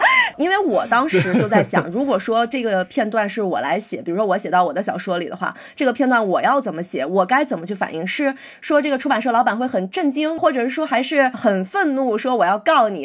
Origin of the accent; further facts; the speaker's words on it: Beijing, China; 我北京人，我，但我是朝阳区的人哦